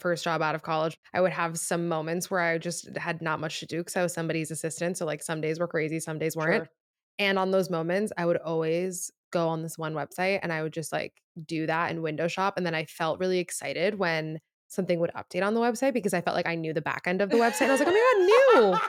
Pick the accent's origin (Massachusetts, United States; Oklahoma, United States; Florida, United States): Florida, United States; Miami; I'm from Miami.